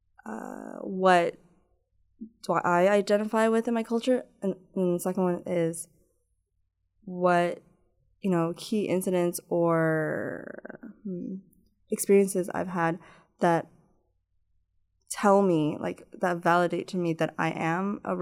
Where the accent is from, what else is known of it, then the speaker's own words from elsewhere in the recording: Toronto, Ontario, Canada; I was like always in like the GTA, and a lot of the people in my school didn't speak my language